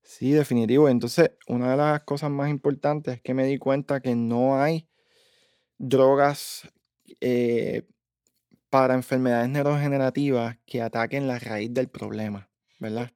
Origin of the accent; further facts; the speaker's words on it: Bayamón, Puerto Rico; moved away as an adult; also born or lived in Dallas, Texas; now in Massachusetts, United States; mi pueblo natal